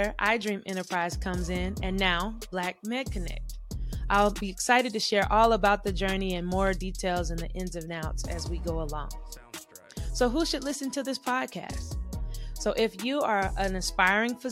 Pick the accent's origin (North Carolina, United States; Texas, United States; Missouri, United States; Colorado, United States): North Carolina, United States; Charlotte; I grew up in Charlotte, North Carolina